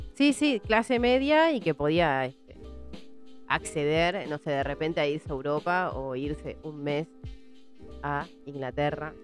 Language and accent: Spanish; Virrey del Pino, Buenos Aires Province, Argentina; vengo de Virrey del Pino